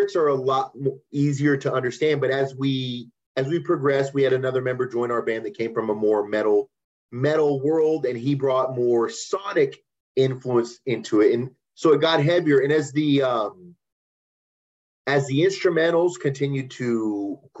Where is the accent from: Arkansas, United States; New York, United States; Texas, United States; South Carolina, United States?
Arkansas, United States; Little Rock; we're from Little Rock, Arkansas